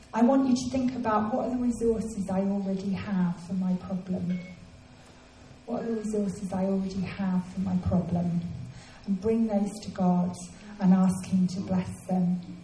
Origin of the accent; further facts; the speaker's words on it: England, United Kingdom; it was the first Christmas that I was away from England